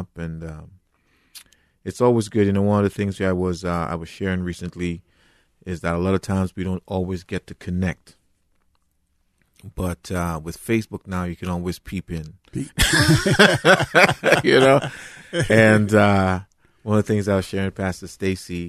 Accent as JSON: {"language": "English", "country": "Trinidad & Tobago", "moved": "as an adult", "lives_now": "United States", "said": "I'm originally from Trinidad and Tobago, and you know, I accepted the Lord at age 13"}